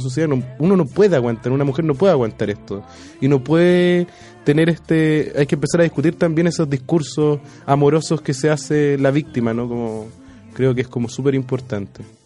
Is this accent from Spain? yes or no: no; Chile; como buenos chilenos